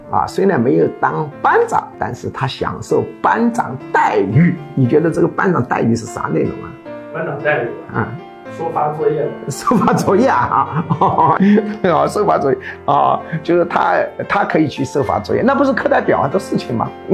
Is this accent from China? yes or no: yes; China; 我们中国人呐，以利益为重的程度实在是太高了啊